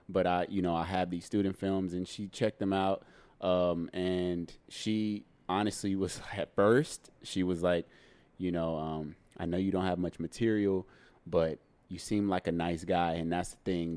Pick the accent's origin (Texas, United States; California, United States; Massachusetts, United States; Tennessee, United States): Texas, United States; Dallas; also born or lived in Houston, Texas; now in Los Angeles, United States; when I was nine, I moved to Dallas, Texas. So I'm a Texan.